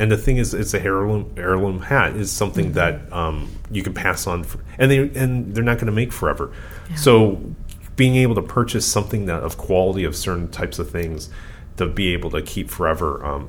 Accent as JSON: {"language": "English", "region": "California", "country": "United States", "said": "Even as a Californian."}